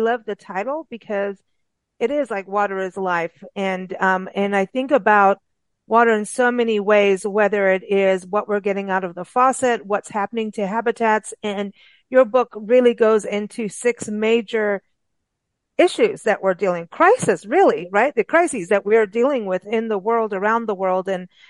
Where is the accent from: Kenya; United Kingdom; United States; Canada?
Kenya; also born or lived in South Africa; And I grew up in Africa, in Kenya and South Africa, and have been through real droughts.